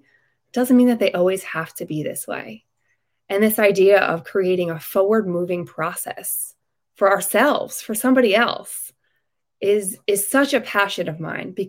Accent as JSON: {"language": "English", "area": "Long Island", "region": "New York", "country": "United States", "said": "I am from Long Island, New York"}